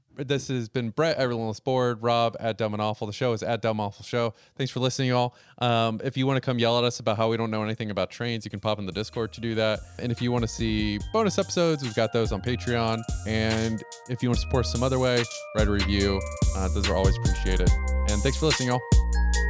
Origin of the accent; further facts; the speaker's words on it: Florida, United States; now in New York, United States; I'm from Florida